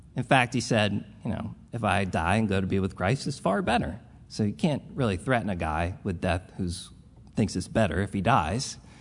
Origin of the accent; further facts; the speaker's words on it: Philadelphia, Pennsylvania, United States; I'm a product of the group, this group of people. Um, the, I am as old as the church